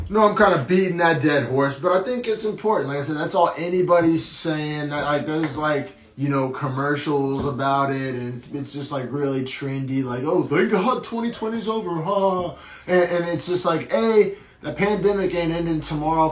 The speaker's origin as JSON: {"language": "English", "town": "Oklahoma City", "region": "Oklahoma", "country": "United States", "moved": "yes", "said": "I'm originally from Oklahoma City"}